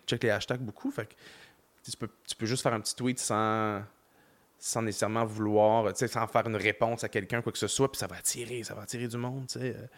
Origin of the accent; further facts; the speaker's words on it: Montreal, Quebec, Canada; J'ai grandi à Montréal